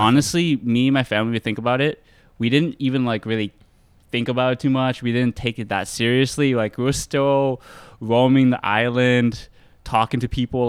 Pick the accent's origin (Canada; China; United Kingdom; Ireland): Canada; Mississauga, Ontario; I was born in Canada, yeah. born in Mississauga